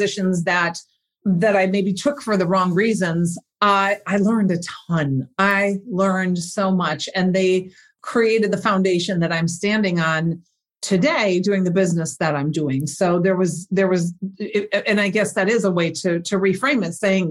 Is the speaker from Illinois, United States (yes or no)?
no; Minnesota, United States; I was born and raised in Minnesota